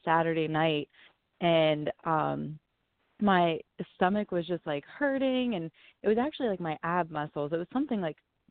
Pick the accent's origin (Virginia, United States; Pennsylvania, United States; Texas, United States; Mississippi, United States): Pennsylvania, United States; Waynesburg; also born or lived in Marianna, Pennsylvania; I grew up in Waynesburg. It's about an hour south of Pittsburgh